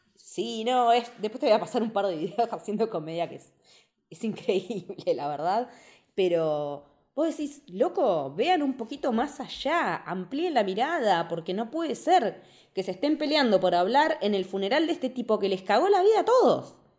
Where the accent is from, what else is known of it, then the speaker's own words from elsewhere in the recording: Argentina; nosotros como argentinos